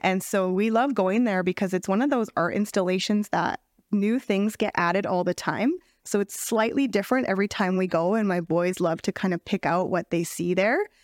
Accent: Lethbridge, Alberta, Canada; I am born and raised in Lethbridge

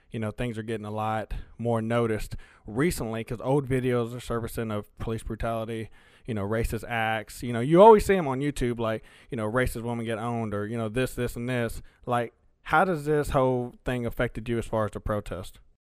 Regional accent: Alamo, the South, United States; first language Spanish; English is a second language; also born or lived in Texas; me growing up in Alamo most of my life

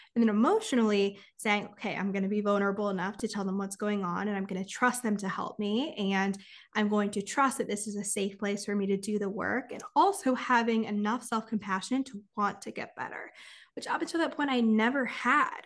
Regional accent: California, United States; I'm from California

